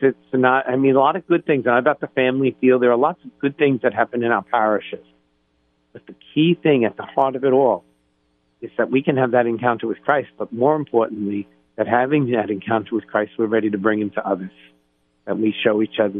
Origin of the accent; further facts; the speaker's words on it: Lindenhurst, New York, United States; now in Columbus, United States; the parish family of Our Lady of Perpetual Help, where I grew up on the South Shore of Long Island.